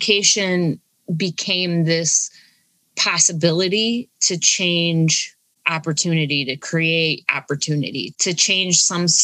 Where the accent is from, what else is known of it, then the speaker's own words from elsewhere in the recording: Olean, New York, United States; now in Buffalo, United States; I grew up in Olean and I'm out in the Buffalo area now